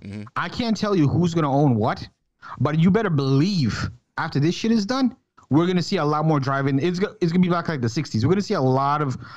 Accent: Jacksonville, Florida, United States; jacksonville my hometown state florida

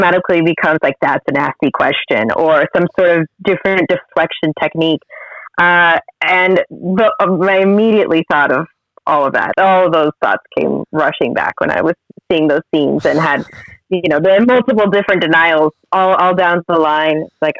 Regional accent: Florida, United States; And I'm originally from Florida. There's no hills in anywhere in our state.

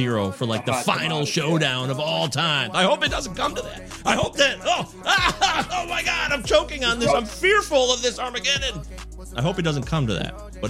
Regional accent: Michigan, United States

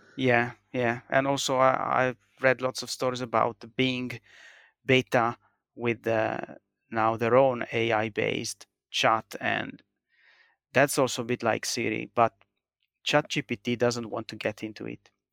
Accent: Italy; born or raised there; now in Finland

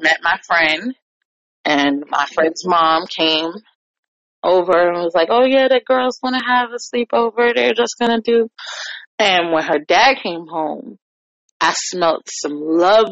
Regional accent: New York, United States; now in Virginia, United States; I'm a New Yorker

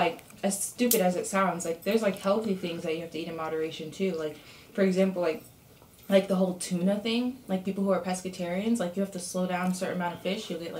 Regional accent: New York, United States; moved away; also born or lived in Florida; I'm from New York.

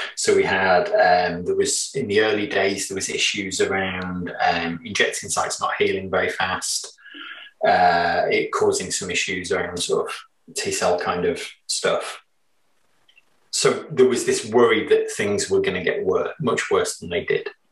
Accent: England, United Kingdom; we're English

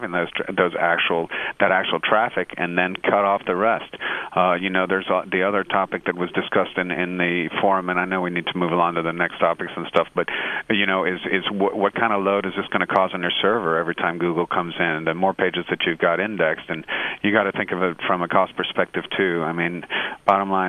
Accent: United States; as an American

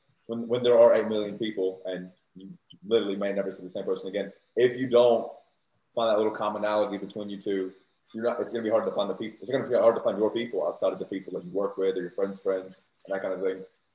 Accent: Southern United States, United States; So obviously I'm from the South, and in America, the South is known for its like sort of hospitality.

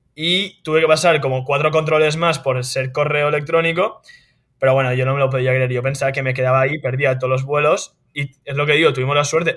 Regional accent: Spain; moved away as an adult; now in United States; somos españoles, también ganamos como españoles

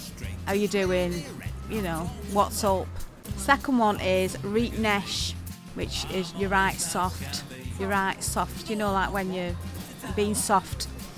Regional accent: Orrell, North West England, United Kingdom; I'm from Oral, near Wigan.

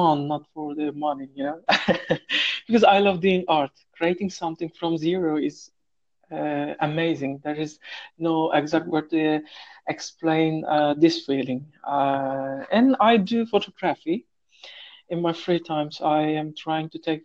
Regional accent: Turkey; English is a second language; moved away as an adult; now in Saudi Arabia

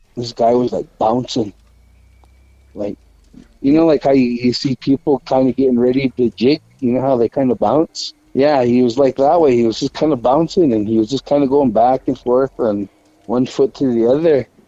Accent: Bethel, Alaska, United States; I was born and raised in Bethel, Alaska. Um, I lived here in Alaska all my life

